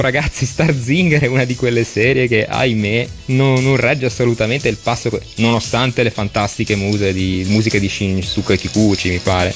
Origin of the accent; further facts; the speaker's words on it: Genoa, Liguria, Italy; io sono genovese, Liguria